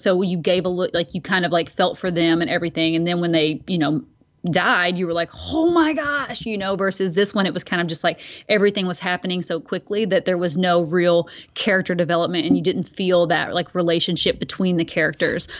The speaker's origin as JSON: {"language": "English", "town": "Bowling Green", "region": "Kentucky", "country": "United States", "tie": "born or raised there", "moved": "yes", "said": "I grew up in Bowling Green, Kentucky"}